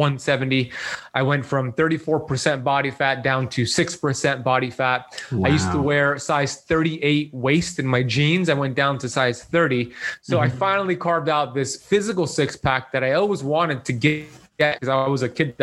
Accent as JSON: {"language": "English", "town": "Miami Beach", "region": "Florida", "country": "United States", "tie": "born or raised there", "said": "I grew up here in Miami Beach, Florida"}